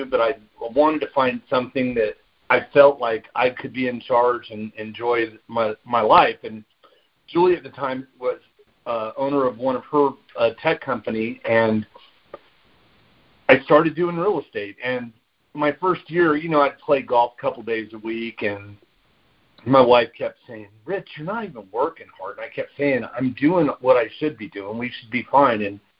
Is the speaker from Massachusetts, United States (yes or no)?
no; Southern California, United States; moved away as an adult; also born or lived in Washington, D.C. metro area; Yeah, so I actually was born and raised in Southern California and went into the military when I was 18 years old.